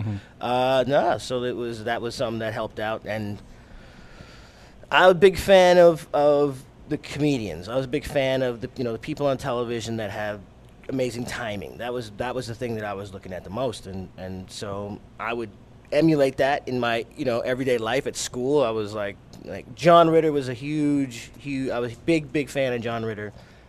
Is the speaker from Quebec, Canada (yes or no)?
yes; Montreal, Quebec, Canada; born there; I'm Canadian because I was born